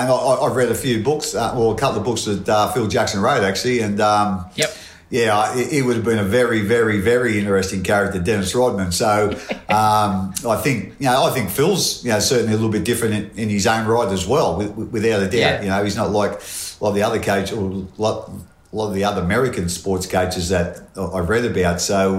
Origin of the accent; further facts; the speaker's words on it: Portland, New South Wales, Australia; Yeah, I come from a little town called Portland. It's in New South Wales. It's the same spelling as Portland in Victoria, but whole heap different